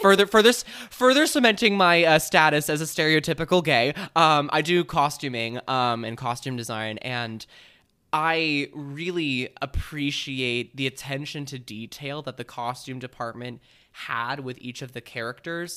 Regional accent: Bay Area, California, United States; I grew up in the Bay Area

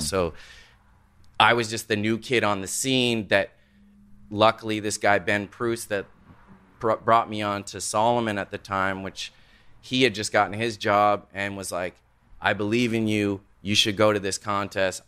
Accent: Nova Scotia, Canada; I grew up in Nova Scotia, like, out in the country

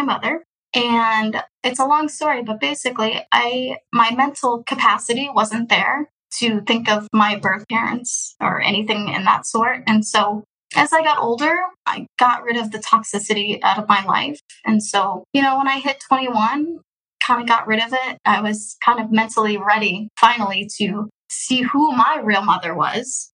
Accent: Houston, Texas, United States; also born or lived in Russia; I'm from Houston, Texas. Been here since I was adopted, which I was adopted in the year of 20, 2002

